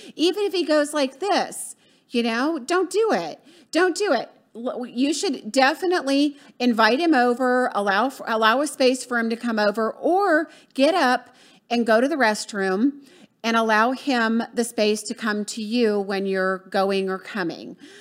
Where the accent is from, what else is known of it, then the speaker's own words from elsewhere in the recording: the South, United States; also born or lived in Florida; I'm from the South